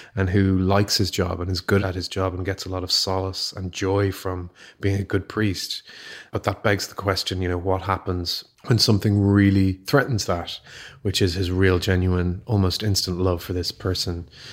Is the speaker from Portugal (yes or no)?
no; Ireland; growing up in Catholic Ireland